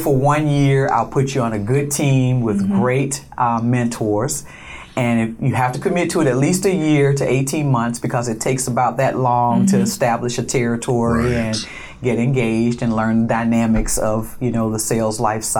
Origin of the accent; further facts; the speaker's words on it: Montgomery, Alabama, United States; moved away as an adult; also born or lived in Cleveland, Ohio / San Francisco, California; We grew up on the Gulf Coast and through Montgomery, Alabama. And I went to school and lived in Alabama through college.